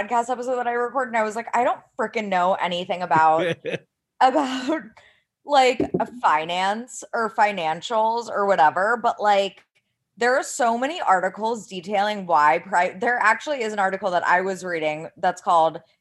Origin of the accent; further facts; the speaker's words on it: United States; as an American person